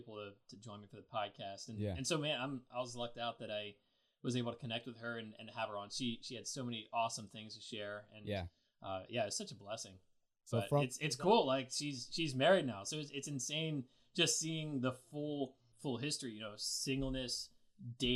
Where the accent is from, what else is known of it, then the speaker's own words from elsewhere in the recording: Lancaster, Pennsylvania, United States; I'm from Lancaster, Pennsylvania